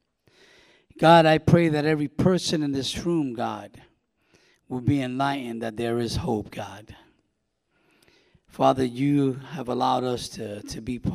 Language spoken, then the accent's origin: English; New York City, New York, United States; moved away; also born or lived in Winter Haven, Florida; I grew up in New York City, was born and raised, born in Manhattan, delivered to the Bronx